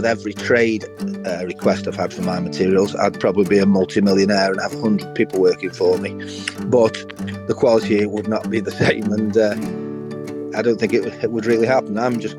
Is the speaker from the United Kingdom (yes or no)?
yes; Staffordshire, West Midlands, United Kingdom; I was born and bred in Staffordshire in England.